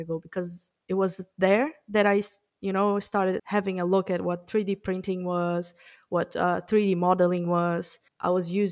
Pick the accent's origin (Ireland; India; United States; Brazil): Brazil; English is a second language; moved away as an adult; now in New Zealand; I'm from Brazil originally. I'm just in New Zealand for 10 months